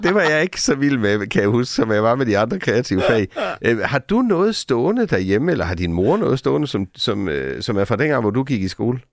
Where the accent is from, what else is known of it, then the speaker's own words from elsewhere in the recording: Sønderborg, Southern Denmark, Denmark; Vi boede sådan tæt på både skoven og stranden i Sønderborg